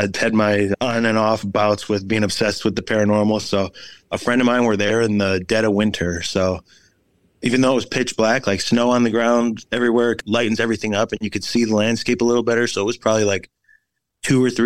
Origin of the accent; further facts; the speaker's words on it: Oak Forest, Illinois, United States; I'm from Illinois